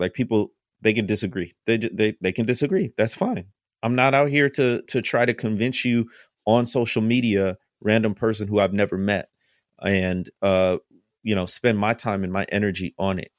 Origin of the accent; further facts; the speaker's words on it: Midwest, United States; I'm from the Midwest, and, uh, food-wise, we're, we're meat and potato people